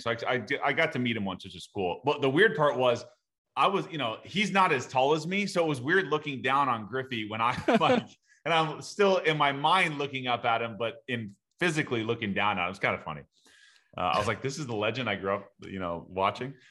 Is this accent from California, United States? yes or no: yes; Southern California, United States; I grew up in Southern California